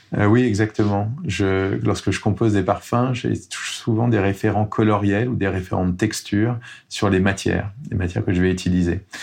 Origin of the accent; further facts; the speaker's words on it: Grasse, Provence-Alpes-Côte d'Azur, France; also born or lived in Tourrettes, Var; J'ai grandi à Grasse